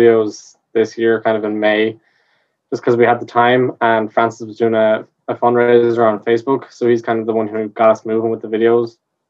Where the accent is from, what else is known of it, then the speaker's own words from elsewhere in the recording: Galway, Connacht, Ireland; I'm 18, and I'm from Galway.